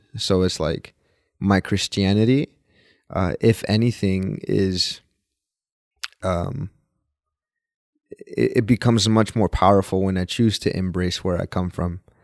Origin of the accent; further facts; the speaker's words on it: Dallas, Texas, United States; also born or lived in Mexico; born and raised in Dallas, Texas